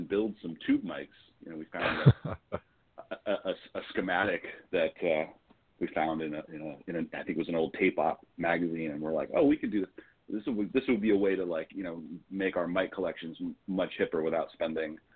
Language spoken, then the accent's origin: English; Los Angeles, California, United States; born and raised here in Los Angeles